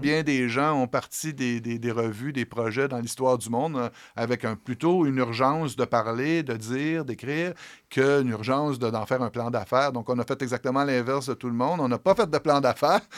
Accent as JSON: {"language": "French", "town": "Montréal-Est", "region": "Quebec", "country": "Canada", "tie": "born or raised there", "said": "je viens de Montréal-Est, j'ai été élevé dans la maison de mon arrière-grand-père à Montréal-Est"}